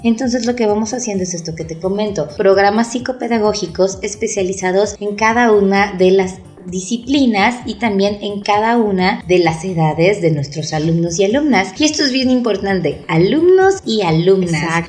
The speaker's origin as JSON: {"language": "Spanish", "region": "Oaxaca", "country": "Mexico", "said": "somos de Oaxaca"}